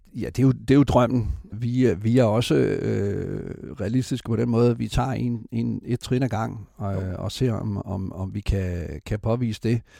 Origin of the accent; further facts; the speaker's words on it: Esbjerg, Southern Denmark, Denmark; jeg har selv født og opvokset i Esbjerg